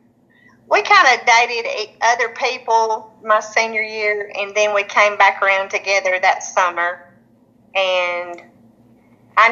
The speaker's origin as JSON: {"language": "English", "town": "Springville", "region": "Alabama", "country": "United States", "tie": "born or raised there", "said": "I was born in Springville, Alabama, and went to Springville schools all of my life"}